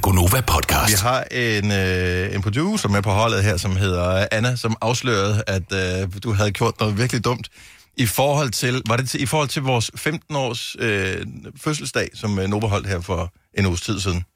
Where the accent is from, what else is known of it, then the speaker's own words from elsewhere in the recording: Denmark; Vi danskere